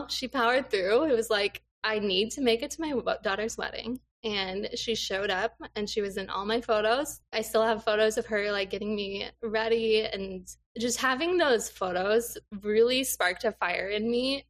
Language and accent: English; Des Moines, Iowa, United States; moved away as an adult; also born or lived in Minneapolis, Minnesota; now in Eastern Wisconsin, United States; I grew up in Des Moines, Iowa.